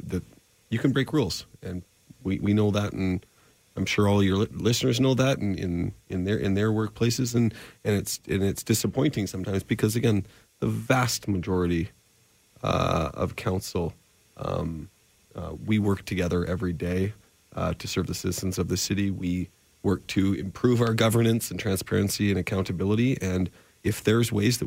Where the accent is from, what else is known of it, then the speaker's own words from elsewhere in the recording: Calgary, Alberta, Canada; I was born in Calgary in 1980